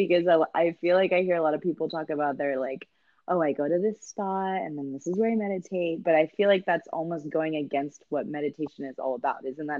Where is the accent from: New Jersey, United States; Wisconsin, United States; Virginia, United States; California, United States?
California, United States; Santa Clara; I was born and raised up there. In Santa Clara.